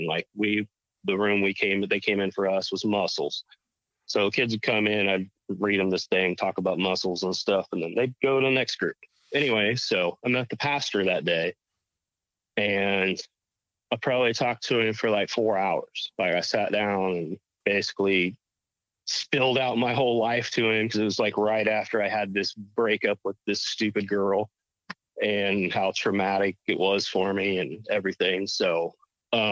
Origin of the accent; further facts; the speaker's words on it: Rushville, Illinois, United States; We were at the Dairy Queen in Rushville, Illinois, I grew up in Rushville